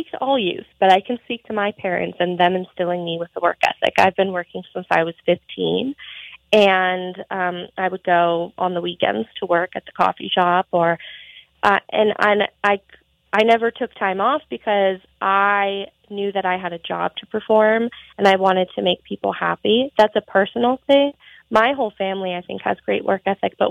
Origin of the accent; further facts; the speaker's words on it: Montana, United States; I think a lot of it is there isn't a lot for youth to do in Montana. Um, just because we are very spread out